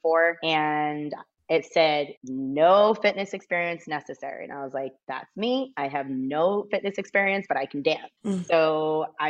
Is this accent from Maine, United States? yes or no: yes; Portland, Maine, United States; I was born and raised in Portland, Maine, of all places.